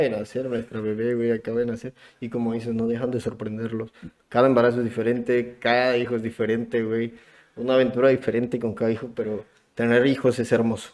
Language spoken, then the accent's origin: Spanish; Acapulco, Guerrero, Mexico; moved away as an adult; also born or lived in Puebla; yo soy de Acapulco. Soy de Acapulco